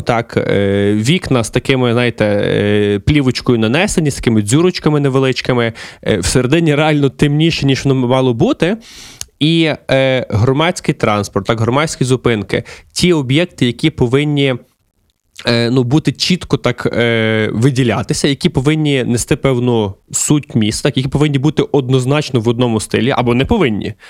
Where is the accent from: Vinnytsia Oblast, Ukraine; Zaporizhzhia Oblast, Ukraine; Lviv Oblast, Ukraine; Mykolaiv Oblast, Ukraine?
Lviv Oblast, Ukraine; Lviv; я, як львів'янин, е, до речі, зараз перебуваю у Львові